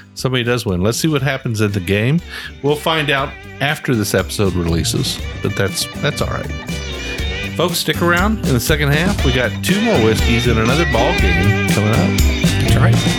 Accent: Ohio, United States; I grew up in Ohio

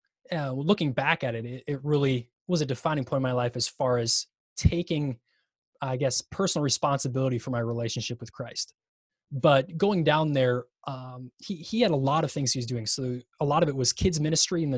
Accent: Minnesota, United States; growing up in Minnesota, you don't play much

